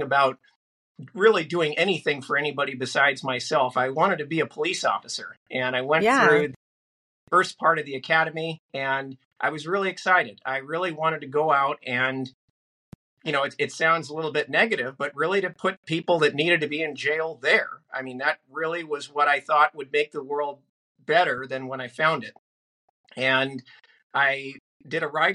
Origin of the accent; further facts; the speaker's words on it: Northern California, United States; I grew up in Northern California.